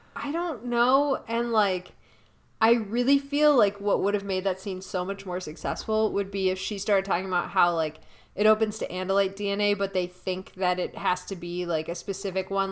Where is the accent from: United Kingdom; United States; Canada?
United States; Milwaukee, Wisconsin; our hometown, Milwaukee